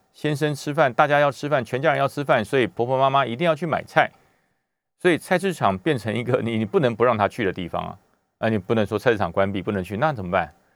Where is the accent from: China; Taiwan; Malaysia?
Taiwan; 我们台湾人